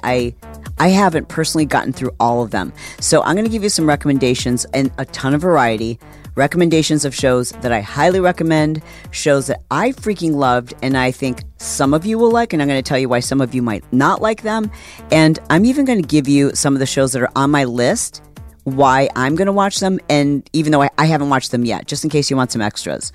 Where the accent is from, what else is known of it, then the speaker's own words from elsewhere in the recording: Detroit, Michigan, United States; I was born in Detroit